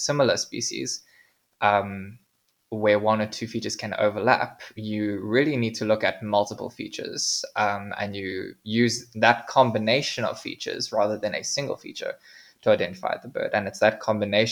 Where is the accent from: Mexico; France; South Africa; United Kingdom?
South Africa; we as South African birders